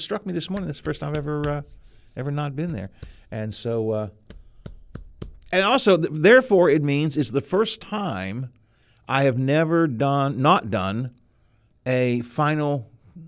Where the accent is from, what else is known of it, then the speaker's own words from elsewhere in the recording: Wheeling, West Virginia, United States; growing up in Elm Grove